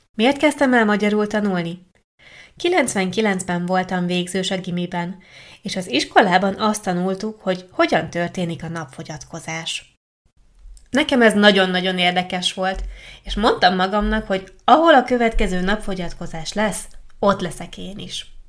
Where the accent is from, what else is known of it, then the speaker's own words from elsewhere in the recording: Italy; first language Italian; Hungarian is a second language; az első csoportomban csak olaszok voltunk